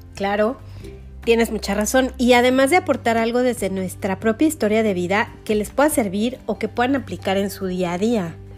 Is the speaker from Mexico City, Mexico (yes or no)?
yes; Mexico City, Mexico; soy de la Ciudad de México